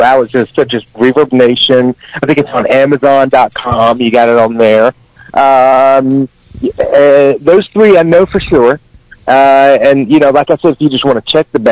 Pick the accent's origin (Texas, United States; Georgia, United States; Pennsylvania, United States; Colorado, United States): Georgia, United States; Atlanta; We are from Atlanta, Georgia